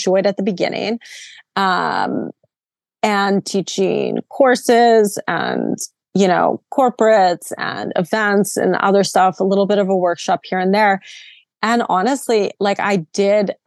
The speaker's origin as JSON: {"language": "English", "town": "Vancouver", "region": "British Columbia", "country": "Canada", "moved": "yes", "said": "I'm from Vancouver, very kind of hippie"}